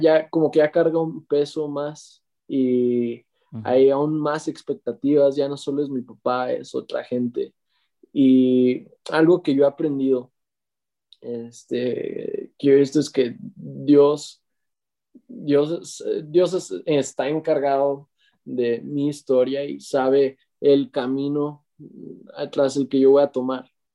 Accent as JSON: {"language": "Spanish", "town": "Morelia", "region": "Michoacán", "country": "Mexico", "said": "soy de Morelia, México"}